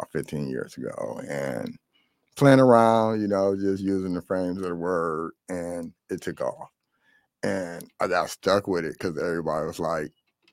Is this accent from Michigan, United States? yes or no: yes; Detroit, Michigan, United States; I'm from the west side